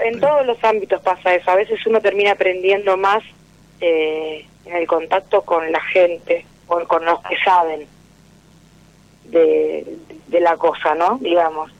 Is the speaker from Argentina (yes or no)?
yes; Valentín Alcina, Buenos Aires Province, Argentina; Soy de Valentín Alcina, de Zona